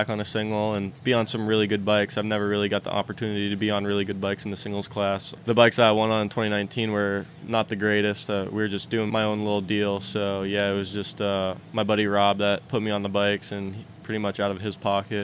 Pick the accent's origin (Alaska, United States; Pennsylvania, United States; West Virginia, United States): Pennsylvania, United States; I'm from Pennsylvania, and that's where it's at, is in PA